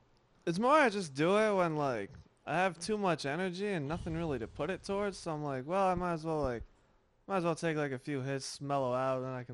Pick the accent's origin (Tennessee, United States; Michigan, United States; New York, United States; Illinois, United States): New York, United States; Dude, I'm from New York. I'm not rushing to anywhere. I'm just rushing.